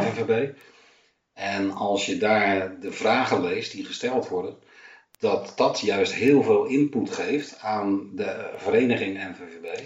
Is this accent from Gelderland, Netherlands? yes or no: no; Amsterdam, North Holland, Netherlands; now in Texel, Netherlands; ik woon op Texel, maar ik ben in Amsterdam geboren